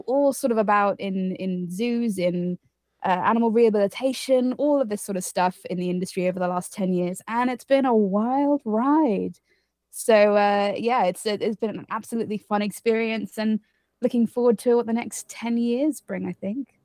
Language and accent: English; United Kingdom; also born or lived in Costa Rica; I'm from the U K, as, uh, you can probably tell by my accent